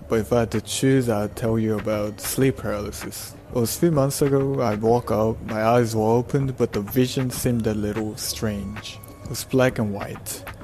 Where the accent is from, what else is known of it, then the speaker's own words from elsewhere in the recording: South Korea; I'm from South Korea